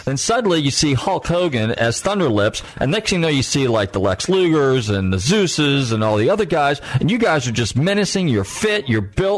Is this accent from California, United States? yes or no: yes; Marin County, California, United States; moved away; also born or lived in Florida; I'm from California, originally from Marin County